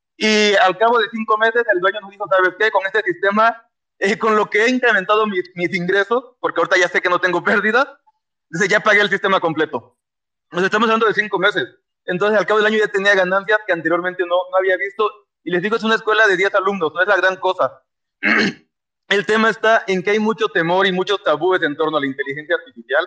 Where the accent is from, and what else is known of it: Mexico